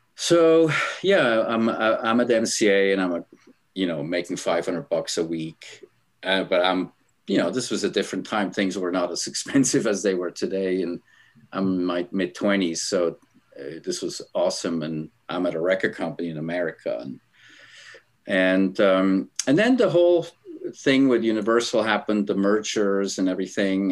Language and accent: English; Switzerland; moved away; I'm originally from Switzerland, grew up in a small town.